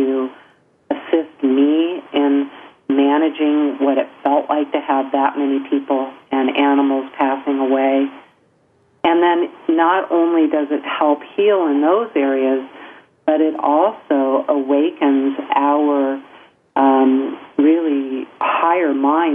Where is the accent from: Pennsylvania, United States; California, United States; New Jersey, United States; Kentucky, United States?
California, United States; Encinitas; I grew up in Encinitas, California